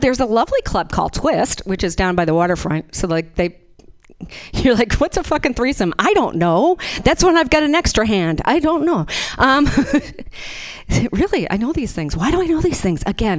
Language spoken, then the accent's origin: English; Boston, Massachusetts, United States; I'm from Boston, East Coast boy.